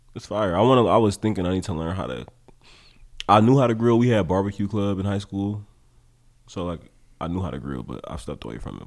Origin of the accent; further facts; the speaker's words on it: Oakland, California, United States; also born or lived in Humboldt; when I was growing up in Oakland